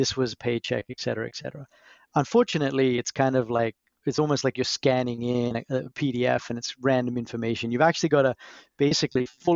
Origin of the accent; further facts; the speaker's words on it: Brisbane, Queensland, Australia; moved away; originally I'm from Australia. So grew up in Brisbane